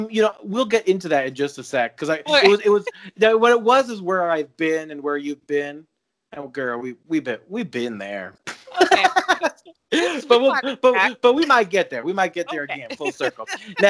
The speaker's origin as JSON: {"language": "English", "region": "Colorado", "country": "United States", "tie": "born or raised there", "said": "I watched Flava Flav's love life as a young child growing up"}